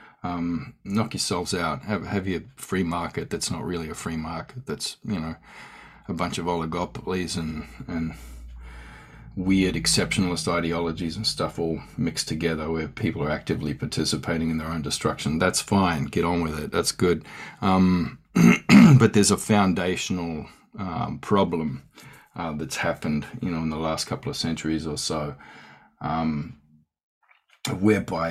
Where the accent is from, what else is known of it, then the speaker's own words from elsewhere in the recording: Australia; I'm an Australian Aboriginal scholar, academic